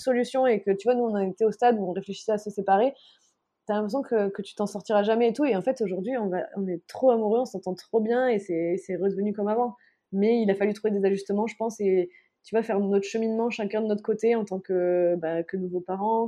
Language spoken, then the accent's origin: French; southern France, France; moved away as an adult; also born or lived in Senegal; now in Mauritius; moi aussi, étant du Sud